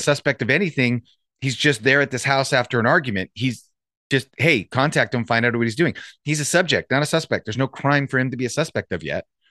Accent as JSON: {"language": "English", "town": "Santa Clarita", "region": "California", "country": "United States", "tie": "born or raised there", "said": "I grew up in Santa Clarita"}